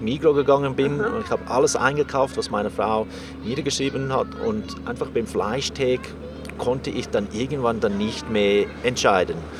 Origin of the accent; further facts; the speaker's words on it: South Africa; moved away; ich bin in Südafrika aufgewachsen